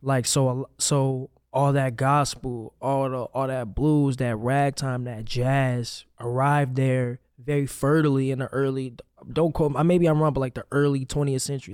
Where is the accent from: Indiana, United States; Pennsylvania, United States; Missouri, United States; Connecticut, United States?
Missouri, United States; St. Louis; also born or lived in Hoffman Estates, Illinois; Saint Louis, where I'm, where I grew up, where I'm really from